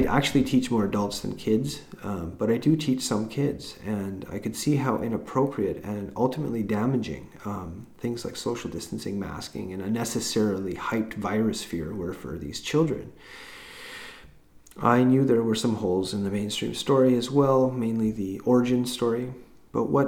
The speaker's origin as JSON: {"language": "English", "area": "Vancouver Island", "region": "British Columbia", "country": "Canada", "tie": "born or raised there", "also_born_or_lived": "Haida Gwaii", "said": "I was born and grew up on Vancouver Island, but also spent some years growing up in Haida Gwaii."}